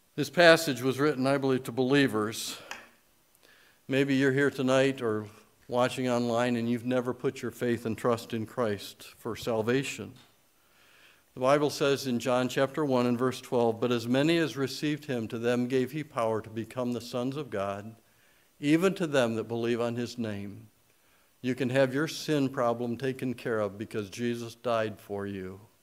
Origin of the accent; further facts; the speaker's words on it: Michigan, United States; I grew up in Michigan where we say err